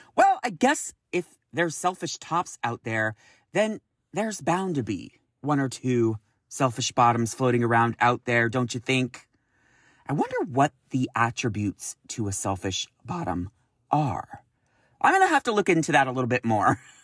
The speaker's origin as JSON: {"language": "English", "region": "California", "country": "United States", "said": "I'm from California"}